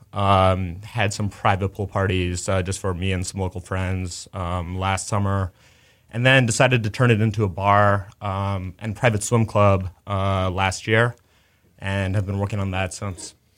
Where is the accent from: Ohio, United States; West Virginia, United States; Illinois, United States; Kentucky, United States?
Illinois, United States; Chicago; moved away as an adult; also born or lived in New York; now in Houston, United States; I grew up in Chicago